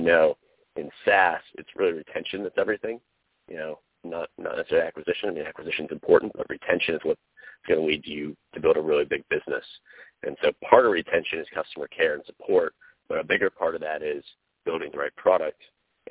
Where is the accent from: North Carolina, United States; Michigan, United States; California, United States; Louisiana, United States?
North Carolina, United States; moved away; I am from the East Coast, from North Carolina, which is actually where I'm talking to you from now, because it's the holidays.